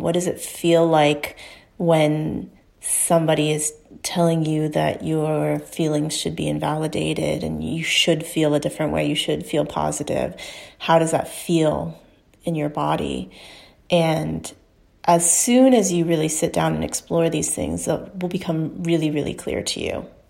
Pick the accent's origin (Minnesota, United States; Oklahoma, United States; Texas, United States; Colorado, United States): Texas, United States; Houston; moved away as an adult; go back to my hometown, Houston, Texas, and spend some time with my family